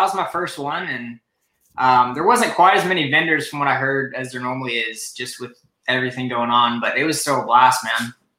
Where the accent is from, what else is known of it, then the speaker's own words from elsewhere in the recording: Columbia, South Carolina, United States; I'm from Columbia, South Carolina.